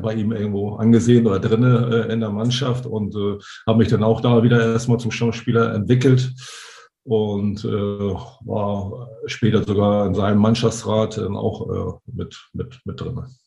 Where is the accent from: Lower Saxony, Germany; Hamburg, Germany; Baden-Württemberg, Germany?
Hamburg, Germany; als Hamburger